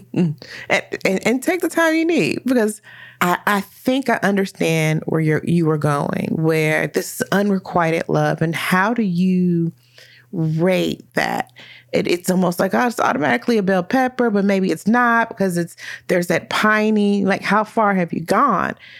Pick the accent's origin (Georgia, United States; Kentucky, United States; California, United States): Kentucky, United States; Louisville; we're both from Louisville